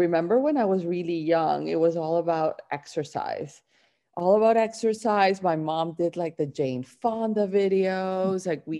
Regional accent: Barranquilla, Atlántico, Colombia; moved away; I grew up in Barranquilla and it's like a coastal town in Colombia. And it's like, you know, just like you imagine a Latin town, that's it. The Caribbean coast

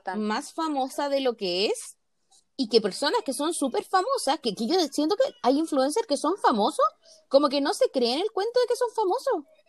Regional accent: Chile; Ni a los chilenos nos gustan los chilenos

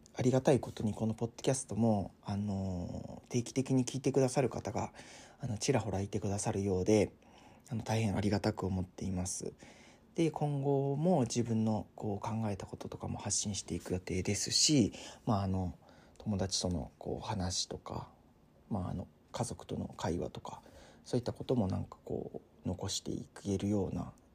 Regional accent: Tottori, Japan; 僕の地元は鳥取なんですけど

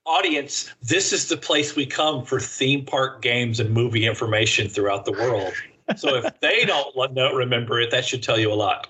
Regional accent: United States; accent: American; I am speaking American when I should be speaking English

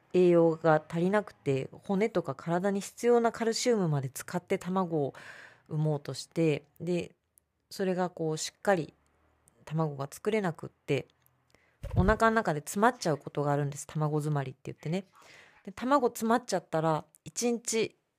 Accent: Tokyo, Japan; 私は東京生まれ東京育ちですけど

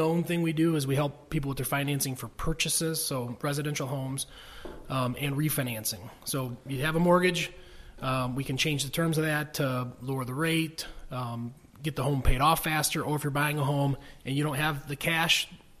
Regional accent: Corunna, Michigan, United States; moved away; I grew up in the Corona school system.

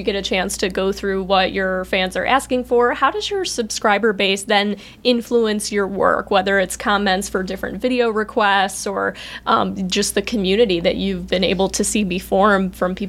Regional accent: Midwest, United States; Like I said, I'm from the Midwest. So everything there, it's just not walkable.

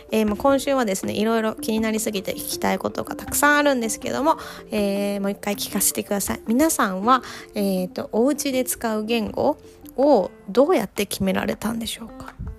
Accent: Japan; first language Japanese; now in Australia; I'm Japanese and my husband is Australian so our native languages are different

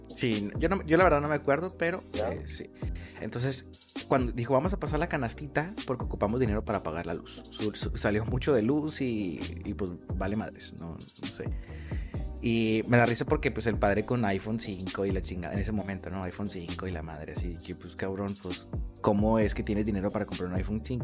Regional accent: Monterrey, Nuevo León, Mexico; Monterrey nací en La Conchita

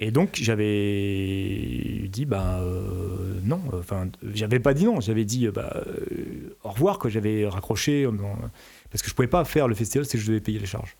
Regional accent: France; je suis français.

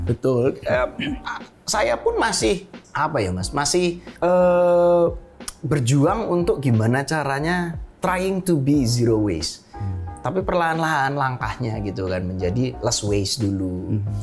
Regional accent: Java, Indonesia; saya tumbuh besar di Jawa saya bukan orang Jawa

